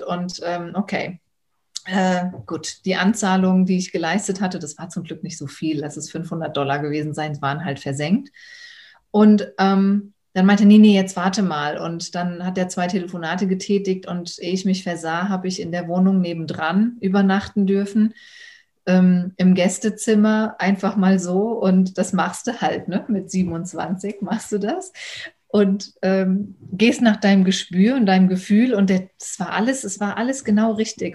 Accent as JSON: {"language": "German", "country": "Germany", "said": "aus Deutschland."}